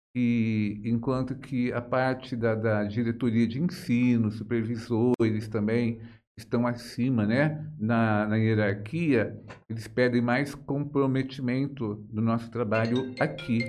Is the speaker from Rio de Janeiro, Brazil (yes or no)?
no; Jales, São Paulo, Brazil; eu sou de Jales, né? Nasci aqui, me criei aqui